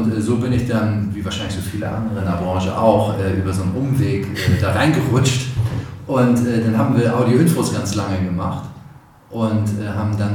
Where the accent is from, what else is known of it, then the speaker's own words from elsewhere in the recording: Hamburg, Germany; born there; geboren in hamburg barmweg da lege ich Wert drauf